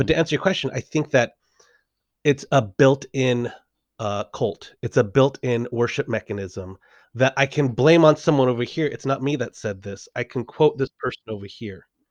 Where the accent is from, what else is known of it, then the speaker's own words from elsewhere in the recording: Los Angeles, California, United States; moved away as an adult; also born or lived in San Diego; I'm from Los Angeles, uh, originally from San Diego, but from Los Angeles